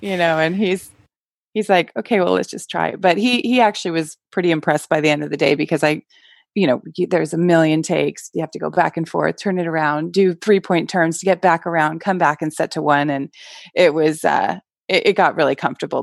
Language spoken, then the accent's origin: English; California, United States; also born or lived in New York; I was born not in California, but basically, most of my growing up years were in California.